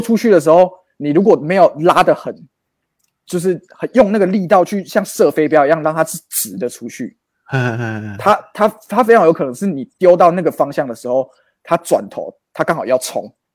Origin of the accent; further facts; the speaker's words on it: Tainan, Taiwan; 我跟詹哥小时候住乡下嗯，关庙，关庙